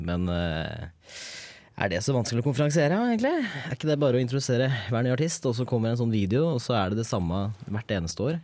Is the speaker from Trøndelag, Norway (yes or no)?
no; Hedmark, Innlandet, Norway; moved away as an adult; now in Trondheim, Norway; Jeg kommer fra Hedmark. Dypeste skauen i Hedmark.